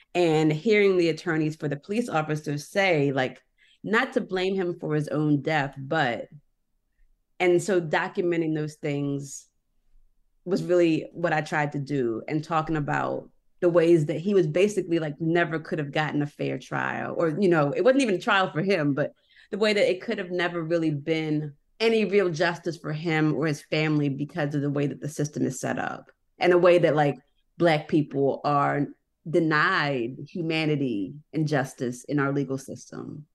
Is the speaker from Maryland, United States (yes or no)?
yes; Annapolis, Maryland, United States; I'm from Annapolis